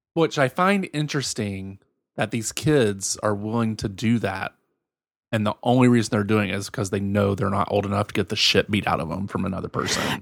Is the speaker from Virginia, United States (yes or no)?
yes; Virginia, United States; born or raised there; moved away